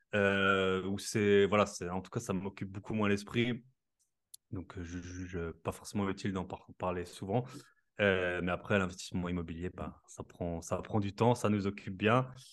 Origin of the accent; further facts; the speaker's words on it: Alsace, Grand Est, France; accent: Alsatian; je suis alsacien comme ça s'entend